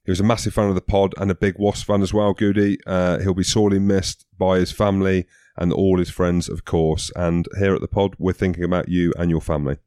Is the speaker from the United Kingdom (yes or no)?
yes; Scotland, United Kingdom; I'm Scottish till